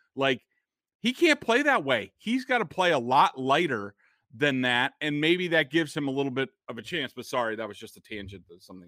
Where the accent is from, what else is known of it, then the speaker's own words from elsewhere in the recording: Boston, Massachusetts, United States; I'm from Boston